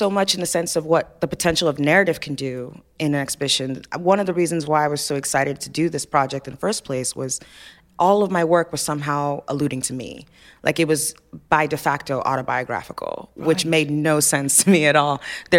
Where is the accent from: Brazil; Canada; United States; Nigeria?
Nigeria; I knew they were going to be Nigerian, because I'm Nigerian, so that's, you know.